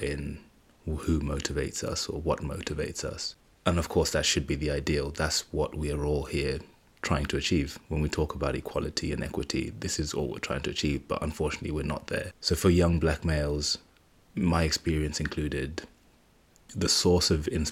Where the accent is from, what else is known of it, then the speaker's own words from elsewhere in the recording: Zimbabwe; moved away; I was born in Zimbabwe, so a large part of my culture and tradition is based there.